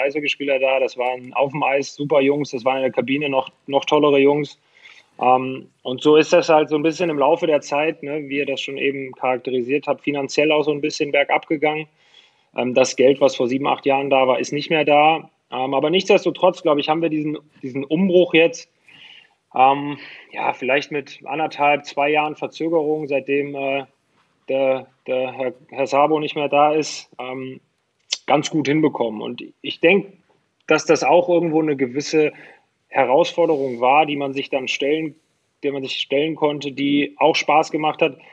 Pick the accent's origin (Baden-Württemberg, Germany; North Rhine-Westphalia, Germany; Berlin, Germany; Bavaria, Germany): North Rhine-Westphalia, Germany; Pulheim; also born or lived in Dormagen-Hackenbroich; ich bin aufgewachsen in Pulan bei Köln